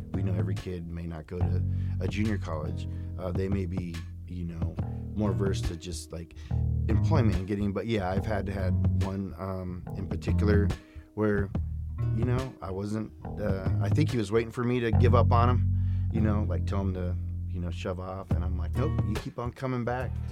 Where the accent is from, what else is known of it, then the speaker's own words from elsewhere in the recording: Sacramento, California, United States; I grew up in South Sacramento